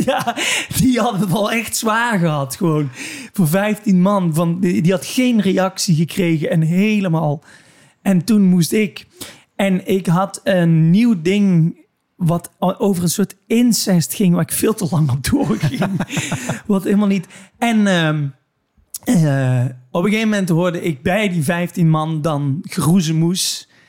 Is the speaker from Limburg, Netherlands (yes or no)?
yes; Limburg, Netherlands; waar ik vandaan kom een beetje. Namelijk een heel klein dorp in, eh, in Limburg.